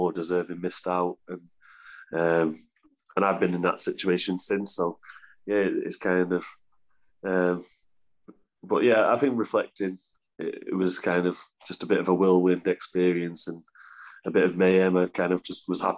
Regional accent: Warrington, North West England, United Kingdom; moved away as an adult; also born or lived in Queensland; Warrington's my hometown club

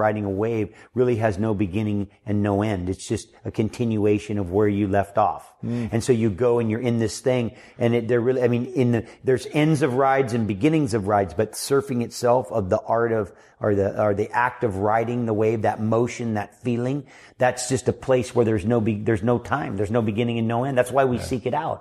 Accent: Hawaii, United States; also born or lived in San Francisco; We moved to Hawaii when I was 3 months old.

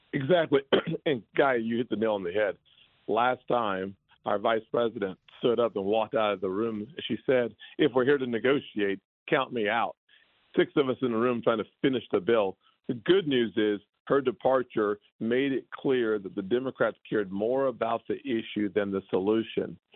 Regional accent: South Carolina, United States; my home state of South Carolina

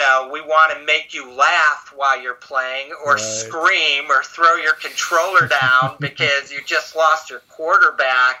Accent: Chicago, Illinois, United States; I'm from Chicago

